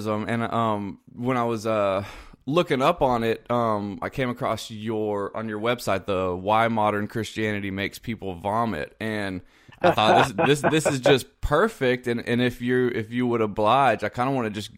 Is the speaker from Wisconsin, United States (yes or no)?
no; Columbia, South Carolina, United States; moved away; I'm actually from South Carolina originally.